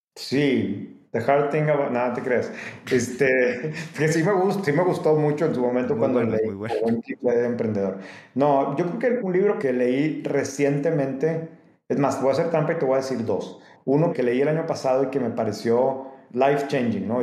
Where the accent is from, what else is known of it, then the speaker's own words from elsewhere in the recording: Mexico; como mexicanos o como gente que no vives en Estados Unidos